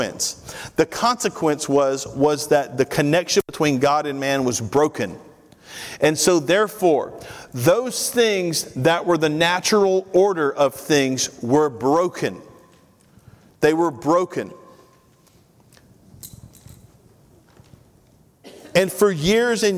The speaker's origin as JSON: {"language": "English", "region": "Tennessee", "country": "United States", "tie": "born or raised there", "moved": "as an adult", "lives_now": "Georgia, United States", "said": "born and bred in Tennessee"}